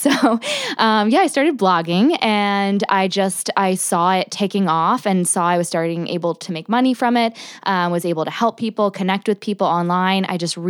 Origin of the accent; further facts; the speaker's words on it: New Jersey, United States; So I grew up in South Jersey, right outside Philly.